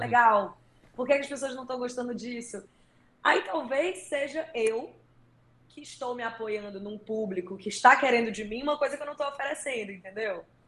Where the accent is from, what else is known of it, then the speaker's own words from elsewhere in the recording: Northeast Region, Brazil; accent: nordestino; o meu sotaque nordestino fica mais forte